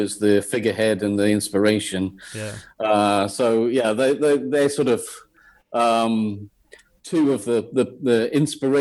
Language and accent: English; Blyth, North East England, United Kingdom; moved away as an adult; also born or lived in Teesside / Coventry; growing up in Blythe